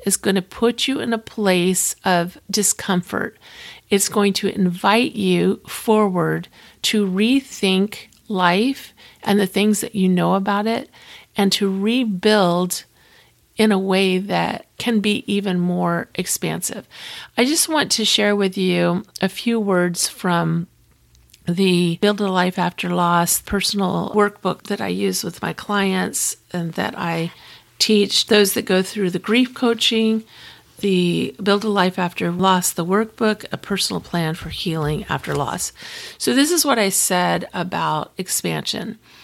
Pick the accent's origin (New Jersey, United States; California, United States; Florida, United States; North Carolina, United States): Florida, United States; I'm from Florida, and I have family all over the state of Florida